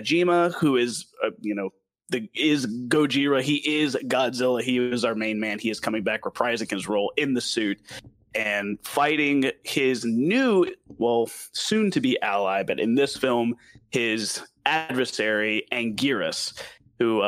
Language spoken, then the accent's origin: English; the South, United States; accent: southern; my southern accent